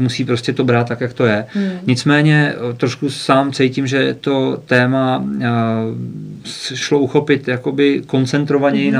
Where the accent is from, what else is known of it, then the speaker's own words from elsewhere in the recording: Chomutov, Ústí nad Labem Region, Czechia; now in Karlovy Vary, Czechia; já jsem se narodil v Ústí nad Labem, mm-hmm. pak jsem z rodiči žil dlouho v Chomutově